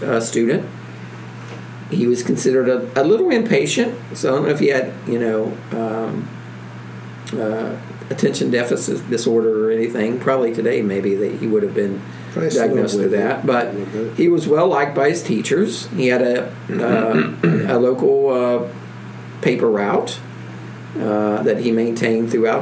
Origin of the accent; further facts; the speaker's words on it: Appalachia, United States; I'm Appalachian. And I was born Appalachian